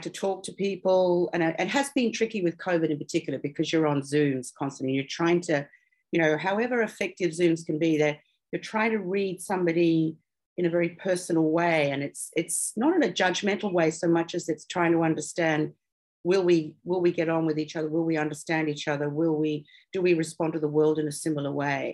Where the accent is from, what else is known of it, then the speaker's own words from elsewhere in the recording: Australia; Tony and I are obviously Australian